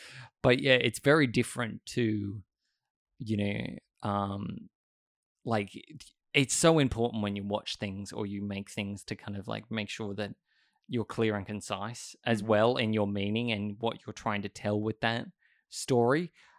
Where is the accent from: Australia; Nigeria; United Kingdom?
Australia; Sydney, New South Wales; Yeah, it's interesting because I grew up in Sydney, and I kind of hate the hustle and bustle of it, though.